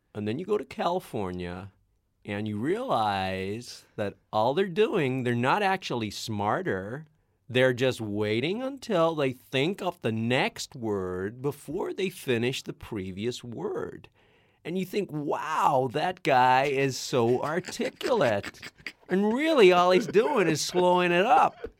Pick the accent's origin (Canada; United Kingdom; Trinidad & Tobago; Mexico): United Kingdom; Northern Ireland; born or raised there